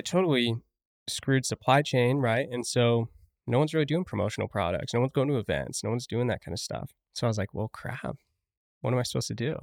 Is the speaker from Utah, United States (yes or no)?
yes; St. George, Utah, United States; also born or lived in Rock Springs, Wyoming / Afton, Wyoming; I've been there twenty-two years now.